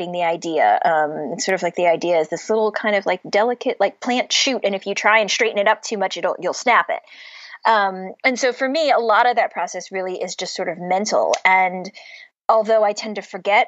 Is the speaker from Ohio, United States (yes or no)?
yes; Cleveland, Ohio, United States; moved away as an adult; also born or lived in Pittsburgh, Pennsylvania; now in Boston, United States; But I grew up in Cleveland, which is right on Lake Erie. I was born in Pittsburgh